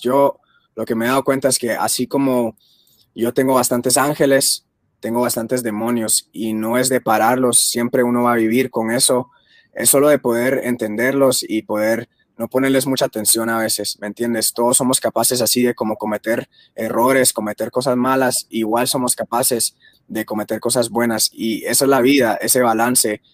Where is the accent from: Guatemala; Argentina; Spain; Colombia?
Guatemala; yo soy de Guatemala